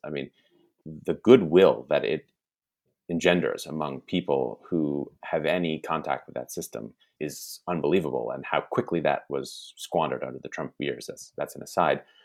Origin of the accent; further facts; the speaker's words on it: United States; as an American who does believe in the American project